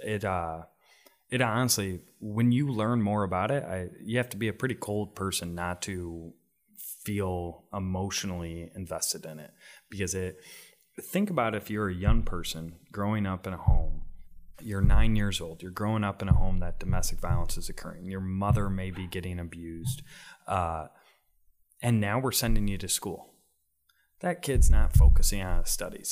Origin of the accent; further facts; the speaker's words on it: Rockford, Illinois, United States; my community, my hometown of Rockford